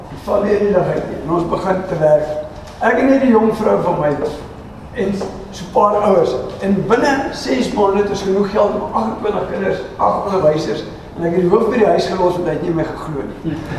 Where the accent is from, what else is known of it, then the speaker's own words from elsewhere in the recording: Krugersdorp, Gauteng, South Africa; moved away; ek is van Johannesburg, eh, van Kreeusdorp af